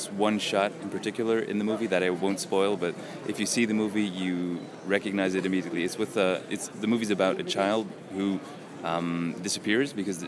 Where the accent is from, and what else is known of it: Belgium